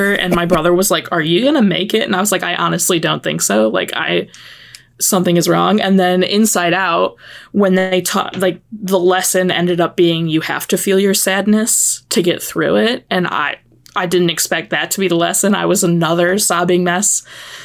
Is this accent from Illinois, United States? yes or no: yes; Chicago, Illinois, United States; I grew up in the Chicagoland area